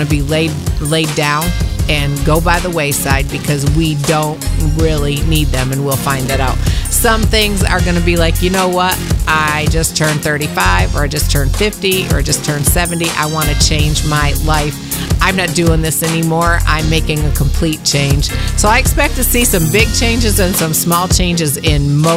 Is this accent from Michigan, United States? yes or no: yes; Michigan, United States; now in Kentucky, United States; I'm from Michigan. I've been down here in Kentucky for about 25 years.